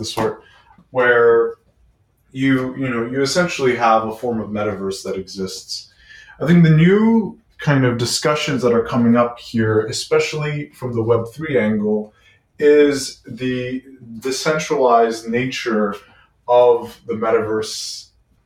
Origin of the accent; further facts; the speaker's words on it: Lebanon; also born or lived in Quebec City, Canada; now in Montreal, Canada; I'm Lebanese of origin